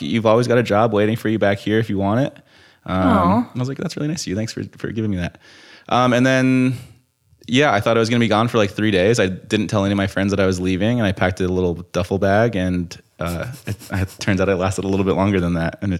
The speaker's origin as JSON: {"language": "English", "region": "Colorado", "country": "United States", "tie": "born or raised there", "also_born_or_lived": "New Jersey", "said": "I was born in Jersey, but I moved to Colorado when I was like a year old. So I grew up in Colorado."}